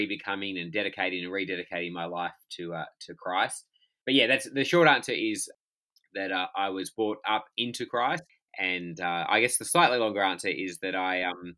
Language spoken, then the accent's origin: English; Perth, Western Australia, Australia; also born or lived in Albany, Western Australia; I'm talking to you from Perth in Western Australia, which is home. And I was born in Albany, which is about 400 kilometres south of here. And my parents still live down there, but we did high school and university up here